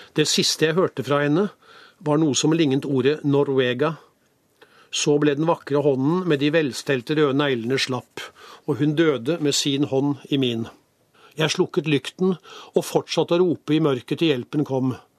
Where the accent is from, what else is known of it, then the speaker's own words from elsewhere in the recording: Norway; jeg kommer fra Norge